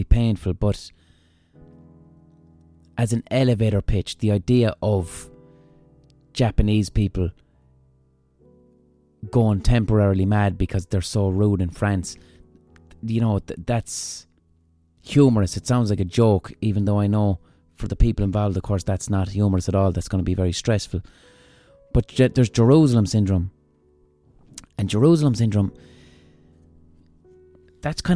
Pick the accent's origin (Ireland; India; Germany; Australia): Ireland; as an Irish person